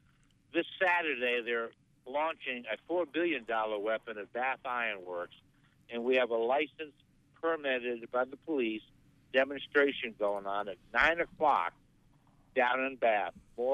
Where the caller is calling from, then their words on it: Lemoyne, Pennsylvania, United States; in Lemoyne.